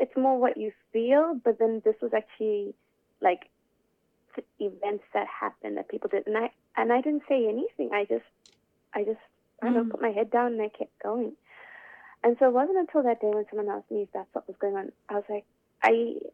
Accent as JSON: {"language": "English", "country": "Zimbabwe", "moved": "yes", "lives_now": "Melbourne, Australia", "said": "I'm from Zimbabwe, where it's always nice and sunny, but Melbourne is not"}